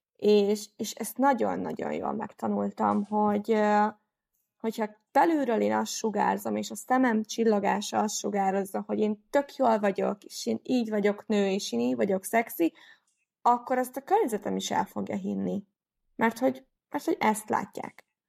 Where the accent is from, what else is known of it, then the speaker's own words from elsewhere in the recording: Nyíregyháza, Szabolcs-Szatmár-Bereg, Hungary; az én városomban, tehát ugye én Nyíregyházi vagyok